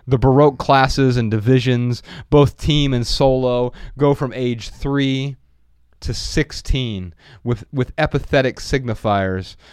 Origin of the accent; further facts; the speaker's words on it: Midwest, United States; I'm from the Midwest, and and every time we land somewhere in the Midwest, it doesn't even have to be back in Dayton or Ohio in general.